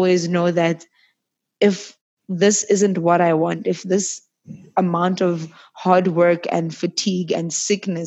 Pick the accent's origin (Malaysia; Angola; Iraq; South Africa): South Africa; Johannesburg, Gauteng; also born or lived in Middelburg, Mpumalanga; I was raised in Joburg, but not originally born in Joburg